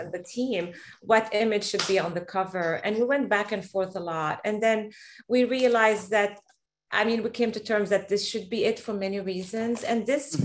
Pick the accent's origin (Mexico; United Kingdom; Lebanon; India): Lebanon; now in Boston, United States; the Middle East where I'm from. I'm originally Lebanese from Palestinian parents